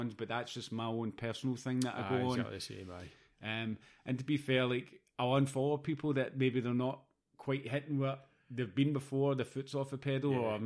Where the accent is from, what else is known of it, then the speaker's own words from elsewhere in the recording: Scotland, United Kingdom; I'm a Scottish Greek in Claybank